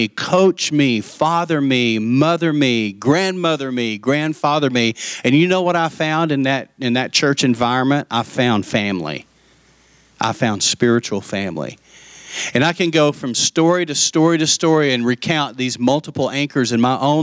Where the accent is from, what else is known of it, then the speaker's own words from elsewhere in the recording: Lubbock, Texas, United States; also born or lived in Post, Texas; I grew up in Lubbock, and she lived next door to us